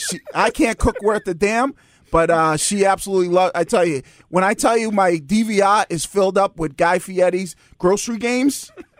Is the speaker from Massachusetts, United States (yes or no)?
yes; Boston, Massachusetts, United States; But we grew up in East Boston